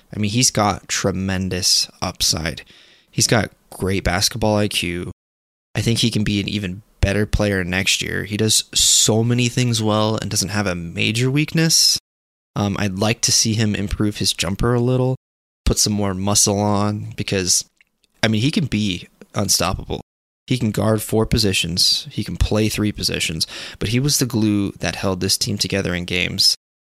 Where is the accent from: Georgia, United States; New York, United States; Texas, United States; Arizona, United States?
Arizona, United States; Tucson; I am born and raised in Tucson, Arizona